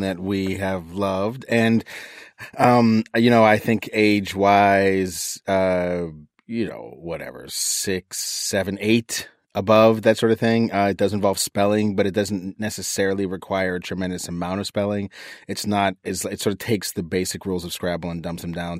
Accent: East Coast, United States; moved away; I grew up on the East Coast

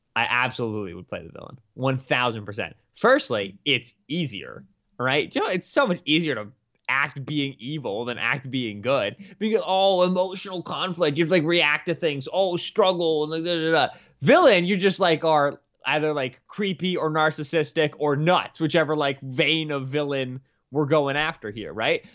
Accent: Pennsylvania, United States; a P A native, though I'm not really from the Pittsburgh area

